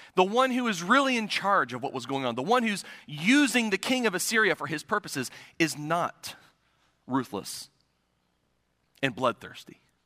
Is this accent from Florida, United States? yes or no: no; Circleville, Ohio, United States; now in Pasquotank County, North Carolina, United States; My hometown of Circleville, Ohio is situated in the beautiful, scenic countryside of South Central Ohio.